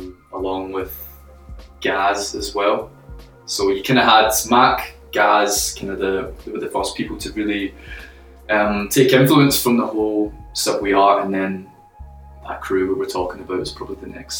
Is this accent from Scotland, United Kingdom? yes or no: yes; Glasgow, Scotland, United Kingdom; moved away; I'm from Glasgow, the south side specifically.